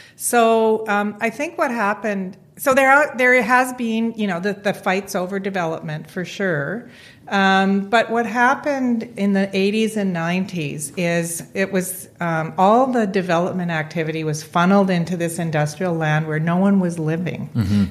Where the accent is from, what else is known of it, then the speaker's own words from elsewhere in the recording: Vancouver, British Columbia, Canada; I would say I was from Vancouver